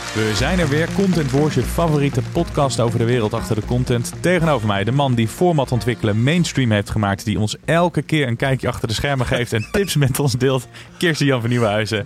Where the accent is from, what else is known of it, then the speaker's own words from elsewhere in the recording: Tiel, Gelderland, Netherlands; ik ben geboren in Tiel